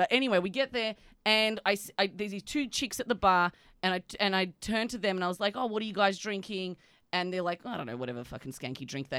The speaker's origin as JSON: {"language": "English", "country": "Australia", "moved": "yes", "said": "are you Australian? I was like, ugh, yuck. Yes."}